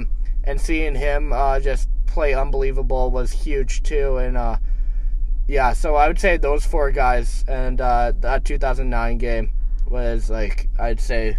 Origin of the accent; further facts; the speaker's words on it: Canada; I mean, as any Canadian fan, I would say like Eberle's goal.